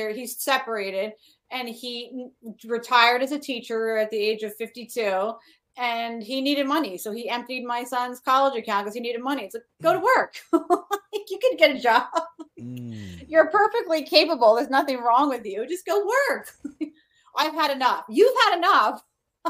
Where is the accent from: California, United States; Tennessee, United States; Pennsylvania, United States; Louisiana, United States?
Pennsylvania, United States; Philadelphia; moved away as an adult; also born or lived in New Jersey; now in Florida, United States; I come from the north. Like, I come from the Philadelphia area